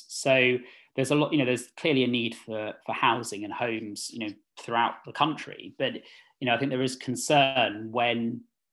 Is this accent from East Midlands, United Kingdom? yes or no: no; London, United Kingdom; I've lived in Ealing all my life. So I grew up in Northfields